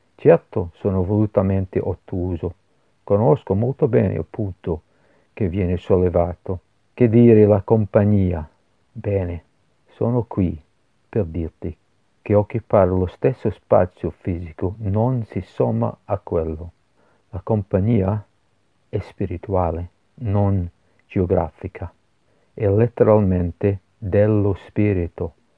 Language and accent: Italian; Glasgow, Scotland, United Kingdom; Italian is a second language; moved away as an adult; also born or lived in Edinburgh, United Kingdom / Genoa, Italy; io sono nato a Glasgow